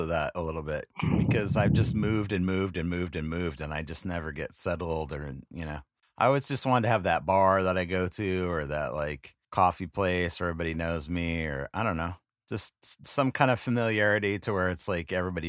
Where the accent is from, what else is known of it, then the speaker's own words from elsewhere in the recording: South Bay, Los Angeles, California, United States; also born or lived in Manhattan Beach / Redondo Beach / Hermosa Beach / Torrance; I grew up in South Bay, so not far from there.